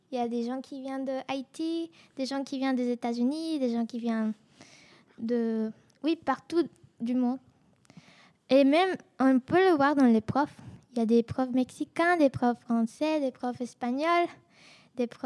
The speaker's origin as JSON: {"language": "French", "country": "Colombia", "moved": "yes", "lives_now": "United States", "said": "il y a des gens qui viennent de la Colombie, comme moi."}